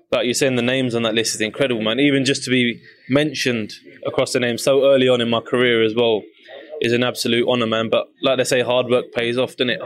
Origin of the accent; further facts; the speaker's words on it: United Kingdom; especially being British